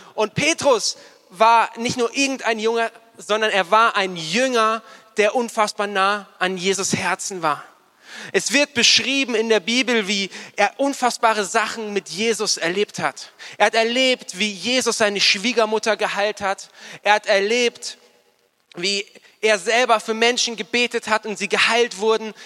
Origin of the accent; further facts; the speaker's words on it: Starnberg, Bavaria, Germany; moved away as an adult; also born or lived in Nuremberg; ich bin in Starnberg aufgewachsen